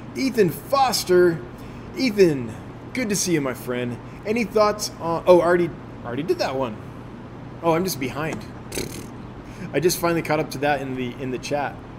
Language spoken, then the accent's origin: English; California, United States; moved away as an adult; also born or lived in Los Angeles; now in Sheridan, United States; I, I grew up with lots in California